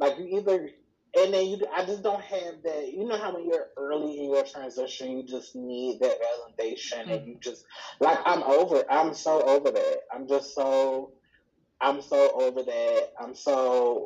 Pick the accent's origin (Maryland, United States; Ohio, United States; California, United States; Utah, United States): Maryland, United States; Baltimore; also born or lived in Columbus, Georgia; So I am from Baltimore. We moved to Baltimore when I was in the third grade, but I'm from Maryland, mm-hmm. From like the Baltimore, Washington metro area